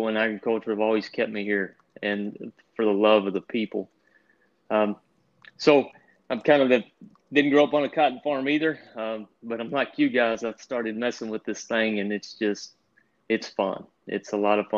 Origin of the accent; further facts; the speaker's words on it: Texas Panhandle, United States; I'm born and raised in Texas, up in the Panhandle.